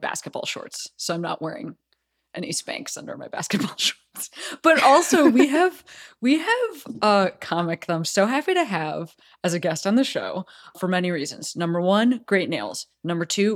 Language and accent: English; Chicago, Illinois, United States; now in Los Angeles, United States; I grew up in Chicago